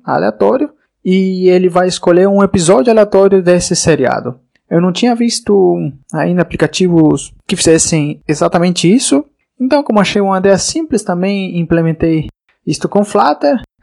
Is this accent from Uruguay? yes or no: yes; Uruguay; also born or lived in Florianópolis, Santa Catarina, Brazil; now in Spain; eu sou uruguaio de nascença, mas eu morei no Brasil por mais de sete anos, na cidade de Florianópolis, em Santa Catarina